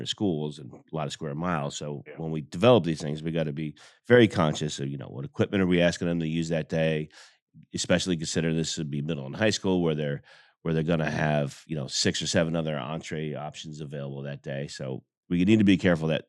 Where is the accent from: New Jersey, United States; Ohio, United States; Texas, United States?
New Jersey, United States; now in Greenville, South Carolina, United States; I grew up in New Jersey, not West New York